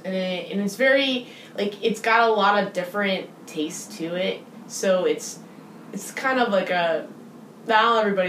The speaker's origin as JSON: {"language": "English", "region": "Midwest", "country": "United States", "tie": "born or raised there", "said": "I grew up in the Midwest"}